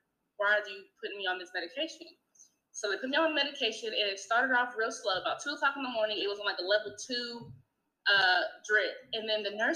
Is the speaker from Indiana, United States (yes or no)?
yes; Indiana, United States; I am from Indiana